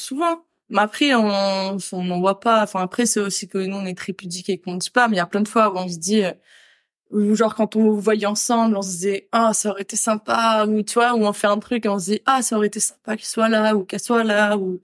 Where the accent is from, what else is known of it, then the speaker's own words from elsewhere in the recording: France; moved away as an adult; now in Australia; si je devais revenir en France, euh, je je pourrais pas revenir là où j'ai grandi